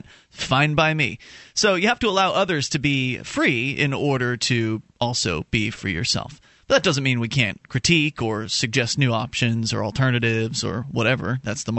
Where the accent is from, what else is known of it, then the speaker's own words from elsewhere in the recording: Florida, United States; moved away as an adult; now in New Hampshire, United States; Mark and I moved from Florida, which is where we were born. Moved up to New Hampshire as part of the Free State Project back in 2006